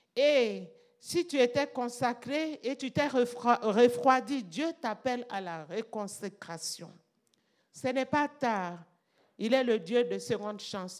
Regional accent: Burkina Faso; chez nous, au Burkina

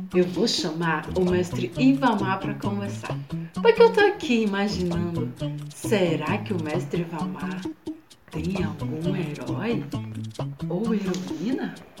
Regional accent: Macapá, Amapá, Brazil; Sou aqui de Macapá, na Amazônia

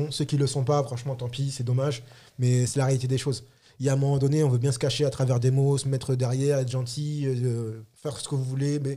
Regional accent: Republic of the Congo; moi par exemple, je suis Congo, Congo Brazza

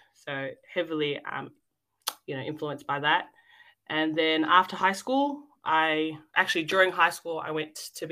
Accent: Melbourne, Victoria, Australia; also born or lived in Fiji; I was born and raised here in Melbourne

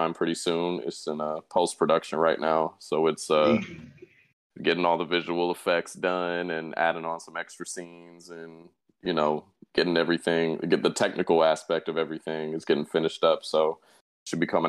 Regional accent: Tucson, Arizona, United States; moved away as an adult; now in Los Angeles, United States; Born and raised in Tucson, Arizona

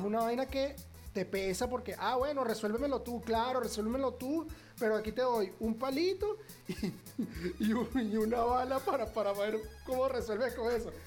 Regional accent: Venezuela; soy el comunicador social más alejado del tema noticioso en mi país

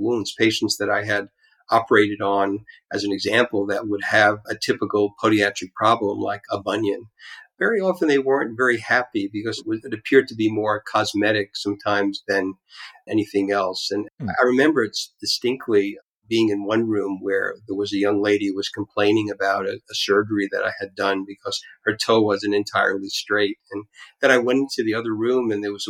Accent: New York City, New York, United States; I grew up in Brighton Beach, Brooklyn

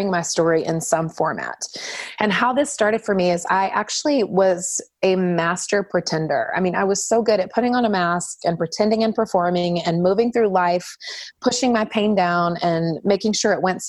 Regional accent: North Carolina, United States; I was raised in the Southeast in North Carolina

